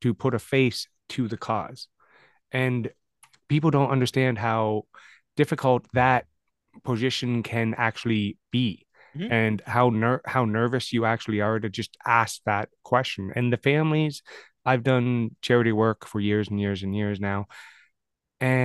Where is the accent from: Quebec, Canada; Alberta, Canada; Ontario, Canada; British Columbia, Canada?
Ontario, Canada; London; I'm from London